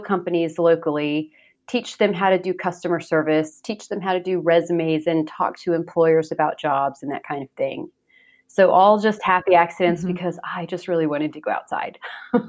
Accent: Oklahoma, United States; moved away as an adult; now in Germany; I grew up, born and raised in Oklahoma, and that's where I met my husband, at Lawton Fort Sill

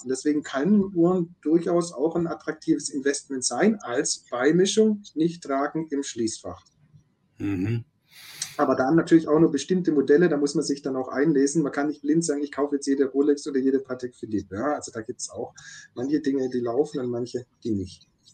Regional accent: Stuttgart, Baden-Württemberg, Germany; ich komme ja aus dem Großraum Stuttgart

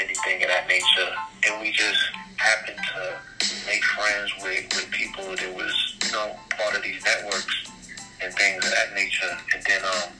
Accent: St. Croix, U.S. Virgin Islands; also born or lived in Bronx, United States; And like I said, I was born in the Bronx, so I had a lot of time in the Bronx or Harlem. I left for St. Croix when I was

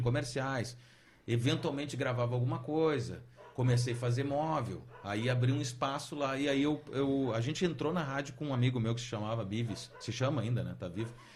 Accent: Santana do Livramento, Rio Grande do Sul, Brazil; moved away as an adult; also born or lived in Caxias do Sul; E fui para Santana do Livramento, onde me criei meus primeiros 18 anos.

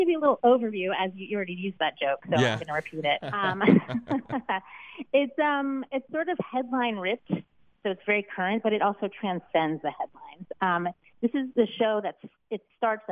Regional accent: Gary, Indiana, United States; I'm from Gary, Indiana

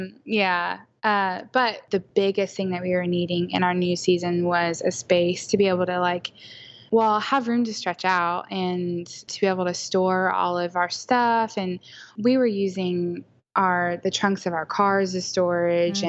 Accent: Oklahoma City, Oklahoma, United States; am from Oklahoma City. Uh, born and raised. I've never lived anywhere else

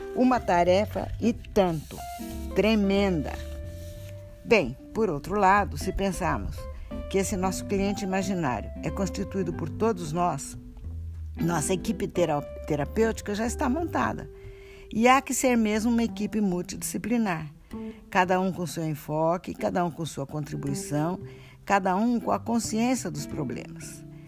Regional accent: Brazil; cada um de nós como bons brasileiros e bons latino-americanos

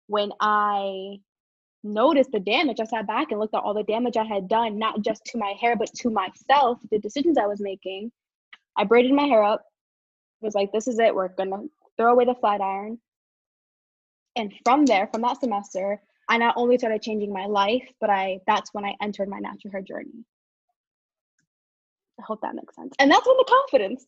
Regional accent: New York City, New York, United States; moved away as an adult; now in Pisa, Italy; I'm from Brooklyn, New York, but I'm currently residing in Pisa, Italy

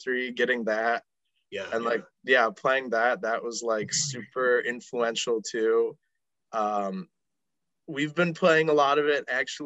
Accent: West Bend, Wisconsin, United States; now in Milwaukee, United States; I'm from West Bend, which is like 40 minutes north of here

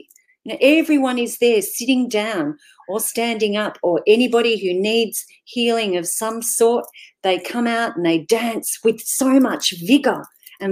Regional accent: Jan Juc, Victoria, Australia; I'm from Janjuk. I live in Janjuk.

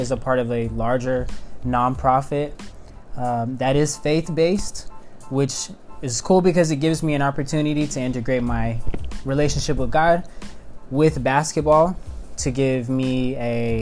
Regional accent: Oklahoma City, Oklahoma, United States; now in Los Angeles, United States; I am from Oklahoma City, Oklahoma, and I currently live in Los Angeles, California.

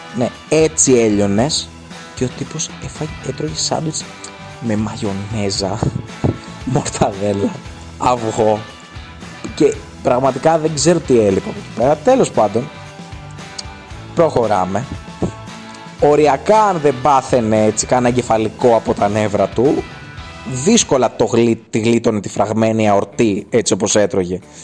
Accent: Kymi, Central Greece, Greece; στο χωριό μου στους Μαλιθιάνους στην Κίμη

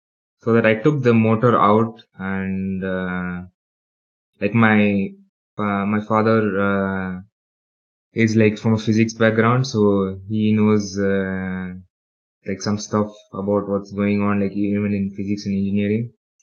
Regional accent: Dubai, United Arab Emirates; I'm originally from India, but I was born and raised in UAE or United Arab Emirates or Dubai

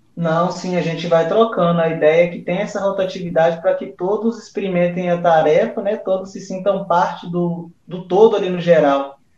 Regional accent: Zona da Mata Mineira, Minas Gerais, Brazil; also born or lived in Vale do Rio Doce, Minas Gerais; até que os meus pais foram sentados lá na zona da Mata Mineira

